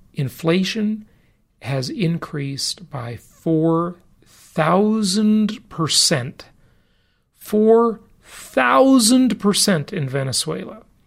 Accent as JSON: {"language": "English", "region": "California", "country": "United States", "moved": "as an adult", "lives_now": "Nevada, United States", "said": "California, my home state for most of my life."}